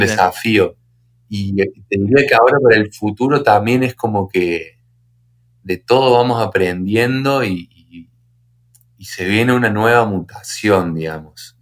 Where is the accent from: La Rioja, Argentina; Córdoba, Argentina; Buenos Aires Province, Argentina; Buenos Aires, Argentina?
Córdoba, Argentina; Río Tercero; somos de Río Tercero, que es un pueblito mini